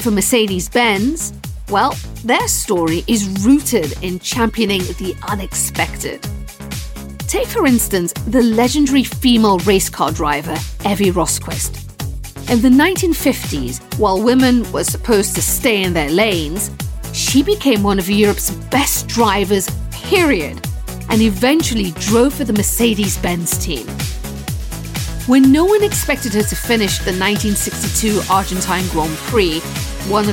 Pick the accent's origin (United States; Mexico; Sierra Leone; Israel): Sierra Leone; moved away; also born or lived in London; Growing up in West Africa